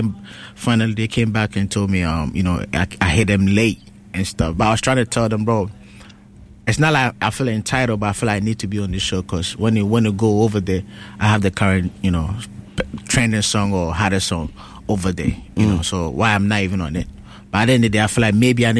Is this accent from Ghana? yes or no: yes; Ghana; also born or lived in Kumasi; now in New York City, United States; I was born in Ghana.